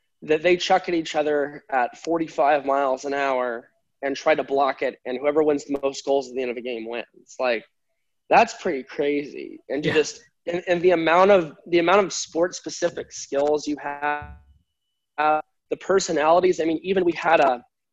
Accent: United States; my home country

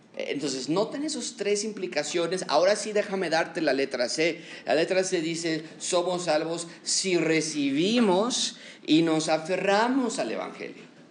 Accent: Mexico; como mexicanos somos muy cordiales

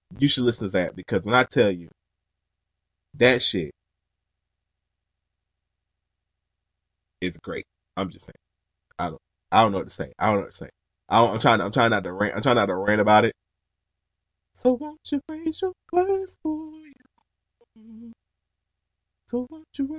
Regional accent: Georgia, United States; I'm from Georgia

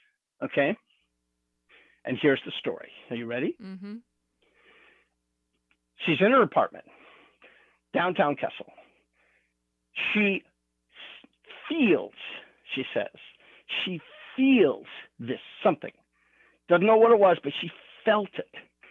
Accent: California, United States; And I'm from California.

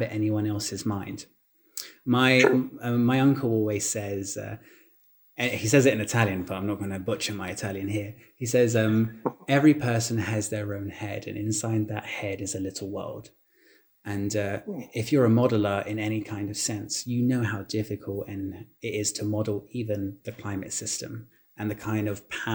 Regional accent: London, United Kingdom; I was born and raised in London, UK.

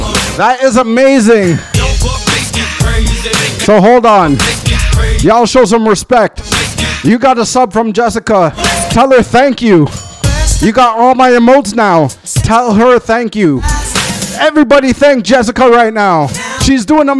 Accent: Mississauga, Ontario, Canada; Growing up in Malton

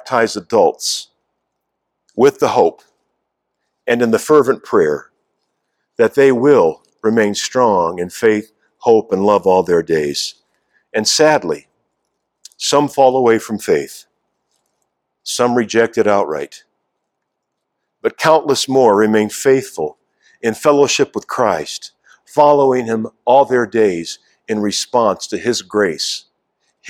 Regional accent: United States; our life together as American citizens

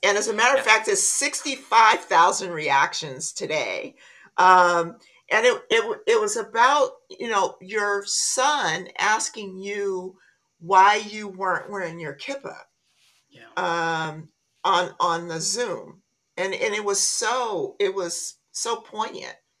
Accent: Compton, California, United States; I grew up in Compton.

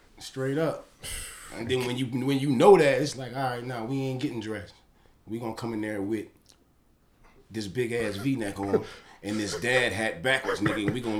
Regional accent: Carolina, United States; We came all the way from Carolina at the time.

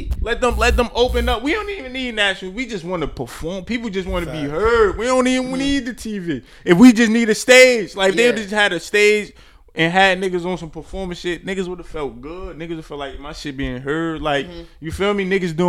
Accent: Newark, New Jersey, United States; I'm from Brick City. Like, you automatically known to be gritty. If you from Newark, so it adds to your persona.

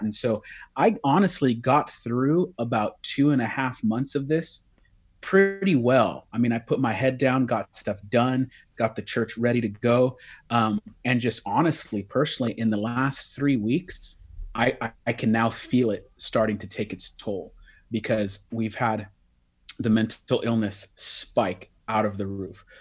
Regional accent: Bay Area, California, United States; I'm from the Bay Area, California

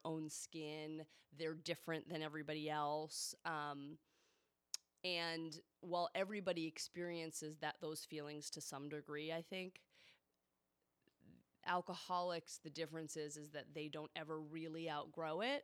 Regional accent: Boston, Massachusetts, United States; also born or lived in Newton, Massachusetts; now in California, United States; I'm from Boston

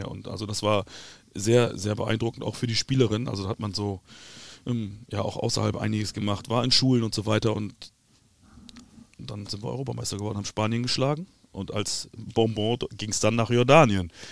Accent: Bremen, Germany; Ich bin Bremer. Das ist der Bremer Verein.

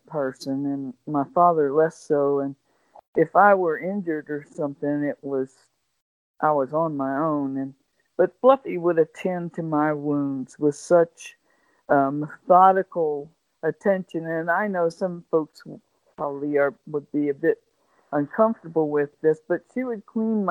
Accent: West Virginia, United States; I didn't have the most easy life growing up, especially in growing up in West Virginia and in the mountains in the 50s and 60s

